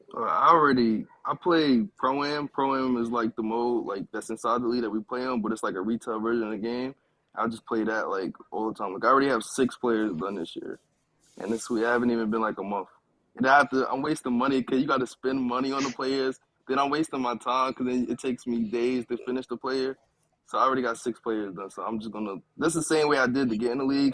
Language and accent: English; New York City, New York, United States; I'm from Brooklyn